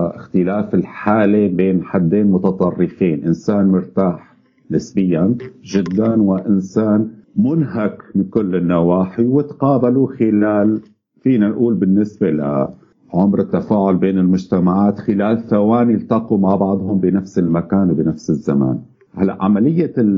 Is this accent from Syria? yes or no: yes; Syria; moved away; نحن بالذات كسوريين